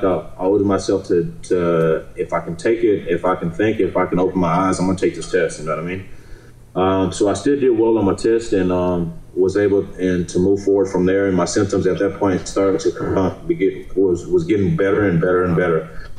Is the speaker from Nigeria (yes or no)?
yes; Nigeria; because I'm from Nigeria. So I'm planning on doing things with my parents in Nigeria